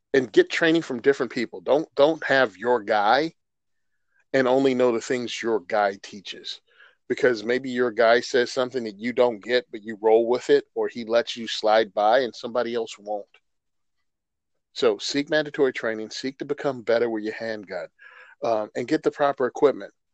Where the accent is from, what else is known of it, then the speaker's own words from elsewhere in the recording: Virginia, United States; I'm from Virginia. I born and raised.